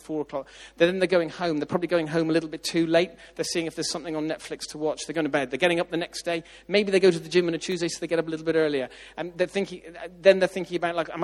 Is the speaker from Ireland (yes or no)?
yes; Ireland; moved away; I grew up in Southern Ireland